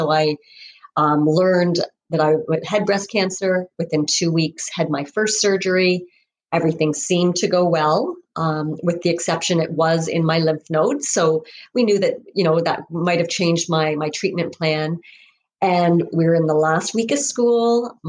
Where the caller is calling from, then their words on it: Ontario, Canada; I am coming from Ontario, Canada.